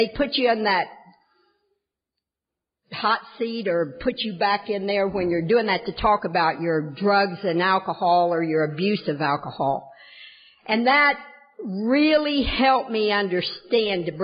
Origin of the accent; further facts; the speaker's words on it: the South, United States; moved away; also born or lived in Kentucky / Tennessee / Ohio; I am from the South in Kentucky, Tennessee, Southern Ohio